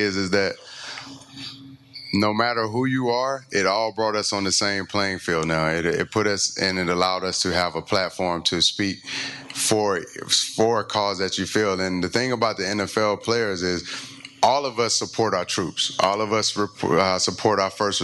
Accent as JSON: {"language": "English", "town": "LaGrange", "region": "Georgia", "country": "United States", "tie": "born or raised there", "also_born_or_lived": "Kentucky / Denver, Colorado", "moved": "as an adult", "lives_now": "Tennessee, United States", "said": "I grew up in LaGrange, Georgia, where I faced racism my whole life"}